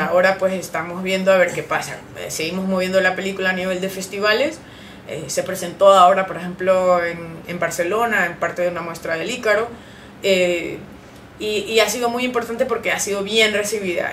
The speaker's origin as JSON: {"language": "Spanish", "country": "Honduras", "said": "nosotros como hondureños sí tenemos ese background"}